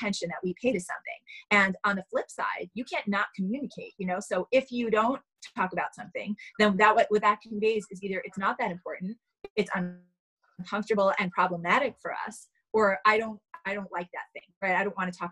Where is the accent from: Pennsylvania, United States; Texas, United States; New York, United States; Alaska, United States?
New York, United States; New York City; I grew up in Manhattan